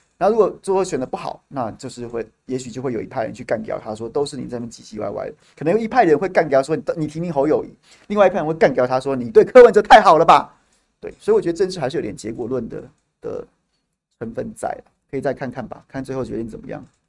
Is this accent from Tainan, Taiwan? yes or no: yes; Tainan, Taiwan; 我们台南人